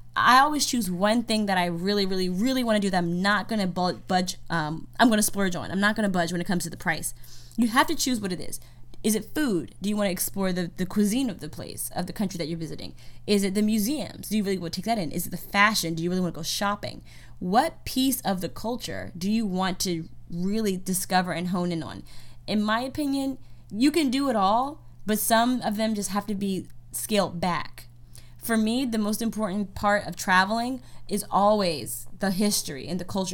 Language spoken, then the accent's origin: English; United States; I'm from America